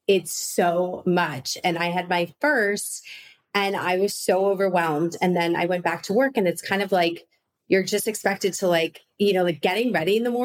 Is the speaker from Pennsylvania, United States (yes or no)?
no; Chicago, Illinois, United States; I grew up in Chicago, like a Midwestern girl too.